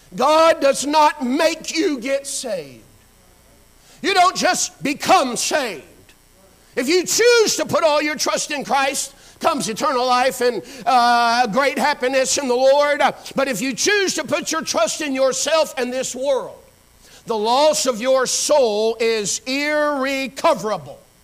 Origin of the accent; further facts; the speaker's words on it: Pensacola, Florida, United States; I was born and raised right here in this area, actually over in Pensacola. Grew up behind Woodham High School off of Burgess Highway.